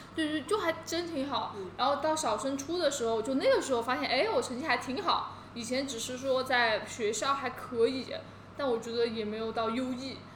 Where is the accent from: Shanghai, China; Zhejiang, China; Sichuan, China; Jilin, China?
Sichuan, China; Qionglai; moved away as an adult; also born or lived in Hangzhou / London; 我是四川人嘛